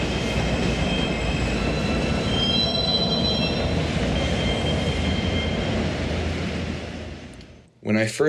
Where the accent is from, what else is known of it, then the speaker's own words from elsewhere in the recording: Helena, Montana, United States; This is the sound I used to fall asleep to as a child growing up in Helena.